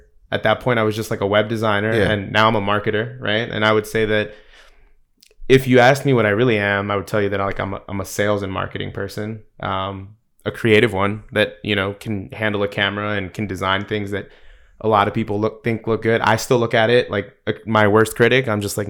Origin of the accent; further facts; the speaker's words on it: East Coast, United States; also born or lived in Salinas, California; Most people don't know I was born in California. So I was born in Salinas to a truck driver a dad, and grew up on the East Coast.